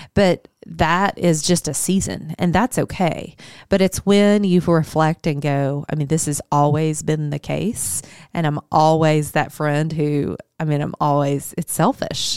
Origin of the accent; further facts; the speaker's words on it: Higginson, Arkansas, United States; also born or lived in Searcy, Arkansas; I grew up in a little bitty town called Higginson